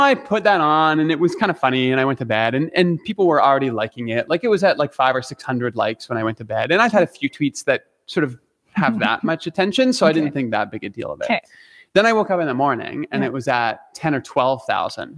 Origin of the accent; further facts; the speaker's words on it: Canada; I'm Canadian